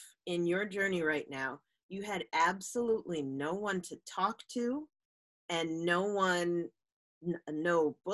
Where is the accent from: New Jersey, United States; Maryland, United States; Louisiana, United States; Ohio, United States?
New Jersey, United States; we are from New Jersey